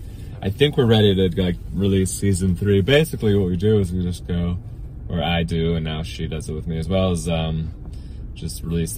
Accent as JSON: {"language": "English", "town": "Everett", "region": "Washington", "country": "United States", "tie": "born or raised there", "said": "But I flew in from Everett, which is my hometown."}